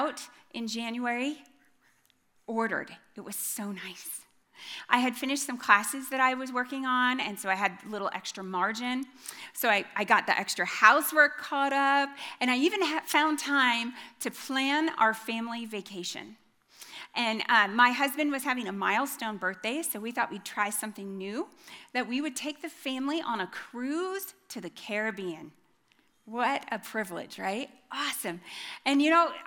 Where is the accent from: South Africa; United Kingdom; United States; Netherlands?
United States; Iowa; middle-aged white lady from Iowa